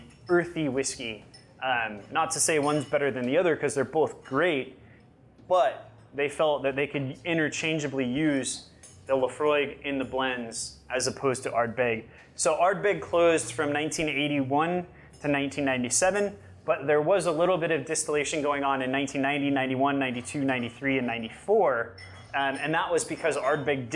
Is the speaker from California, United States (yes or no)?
yes; Yosemite, California, United States; I grew up in Yosemite, so we actually had wild blackberry bushes where I grew up too